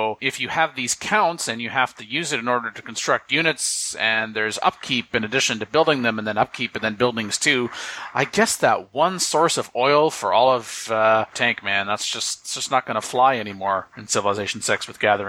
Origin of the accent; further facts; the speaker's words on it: Canada; I'm Canadian